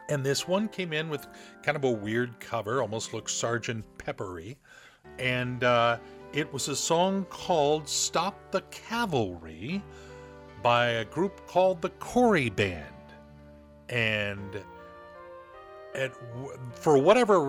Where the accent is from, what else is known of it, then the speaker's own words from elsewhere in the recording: Southern California, United States; moved away; Growing up in Southern California, yeah, that was a part of my holiday season for a whole lot of years.